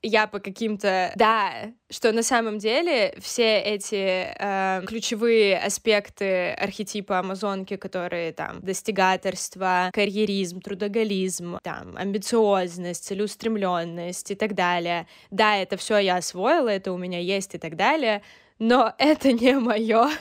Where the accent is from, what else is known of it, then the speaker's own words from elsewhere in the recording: Krasnodar, Krasnodar Krai, Russia; я сейчас нахожусь в своей э, комнате, в которой я выросла, э, в Краснодаре